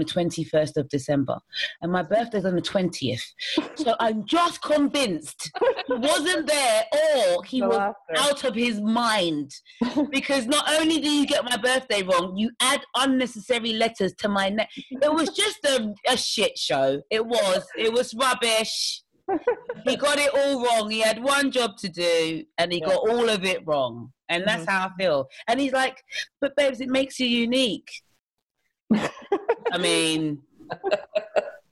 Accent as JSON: {"language": "English", "region": "London", "country": "United Kingdom", "tie": "born or raised there", "said": "I grew up in New Cross, South East London, in Lewisham Borough, in Woodpecker Estate, which is very rough"}